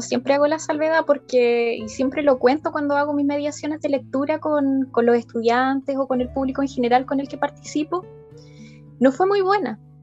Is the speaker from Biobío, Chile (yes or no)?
no; Linares, Maule, Chile; also born or lived in Talca; soy, soy de Linares, vivo en Linares